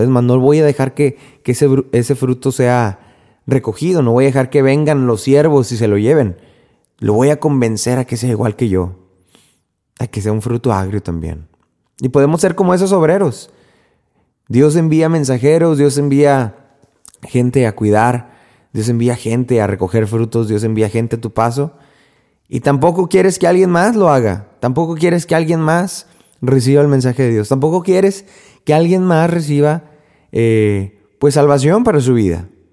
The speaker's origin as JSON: {"language": "Spanish", "country": "Mexico", "said": "en México, por lo menos de donde yo soy"}